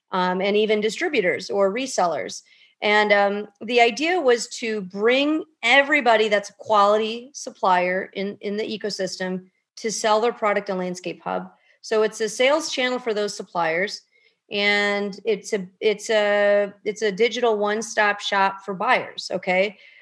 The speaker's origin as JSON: {"language": "English", "town": "Chicago", "region": "Illinois", "country": "United States", "tie": "born or raised there", "said": "I'm born and raised in the Chicagoland area."}